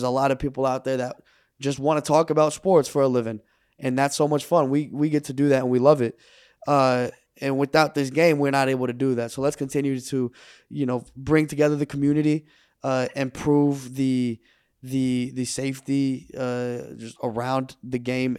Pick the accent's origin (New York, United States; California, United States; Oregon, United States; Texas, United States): Texas, United States; Dallas; I grew up in Texas, in the Dallas area, where like what you do on Friday, it's weekends, right? Friday nights are football games.